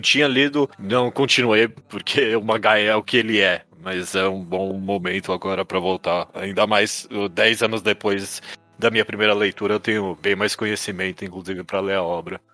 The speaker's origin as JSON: {"language": "Portuguese", "country": "Brazil", "said": "mesmo a gente sendo brasileiro"}